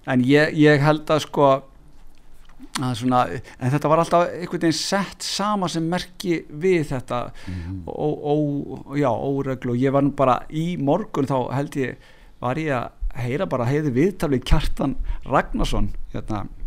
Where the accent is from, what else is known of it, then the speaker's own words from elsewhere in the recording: Hafnarfjörður, Capital Region, Iceland; nú er ég komin í heimabæin minn, Hafnarfjörð